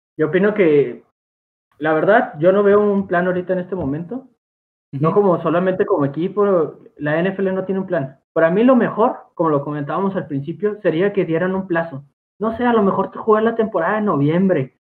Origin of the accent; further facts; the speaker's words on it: Mexico; todos nosotros somos de México